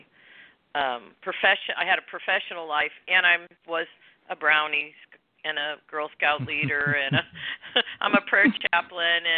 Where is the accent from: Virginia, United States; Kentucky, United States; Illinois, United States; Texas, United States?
Illinois, United States; moved away as an adult; also born or lived in Ohio / Santa Barbara, California; now in California, United States; I was born in Ohio, grew up in Illinois. I moved to California to go to school